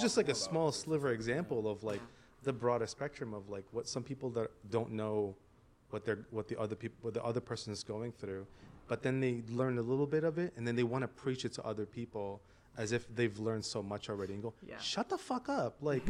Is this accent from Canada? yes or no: yes; Canada; moved away; growing up in Canada after like from 13 and up